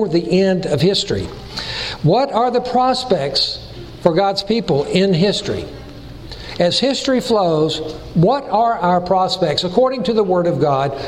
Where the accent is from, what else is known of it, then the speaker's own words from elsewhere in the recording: Chattanooga, Tennessee, United States; accent: Tennessee; also born or lived in California; the people would tease me about my Tennessee accent because I was born and raised in Chattanooga